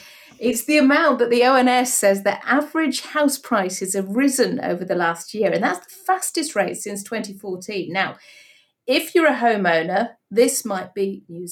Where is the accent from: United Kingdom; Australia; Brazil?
United Kingdom; Yorkshire and the Humber; I'm a Yorkshire girl, so I know its charms, definitely